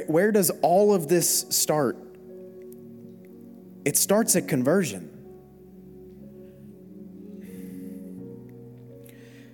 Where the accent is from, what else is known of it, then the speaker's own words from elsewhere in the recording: South Florida, United States; I'm from South Florida, America, so my Greek isn't very good